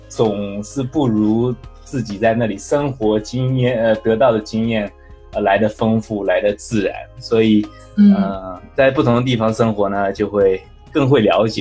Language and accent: Chinese; San Diego, California, United States; 大家好，呃，各位听众好，主持人好， … 呃，我来自呃。加州圣地亚哥，